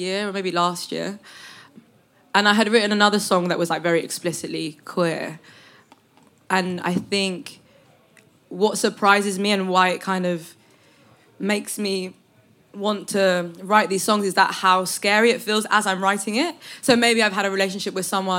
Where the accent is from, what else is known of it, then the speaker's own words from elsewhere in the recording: London, United Kingdom; I've always been from here, so it's always been a part of who I am